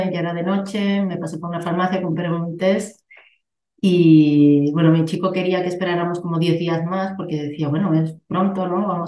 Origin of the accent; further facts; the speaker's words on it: Bilbao, Basque Country, Spain; also born or lived in Andalusia; now in Barcelona, Spain; vivo ahora mismo en una ciudad de Barcelona, pero soy de Bilbao y he estado en Andalucía. La verdad, me he movido por, por varias partes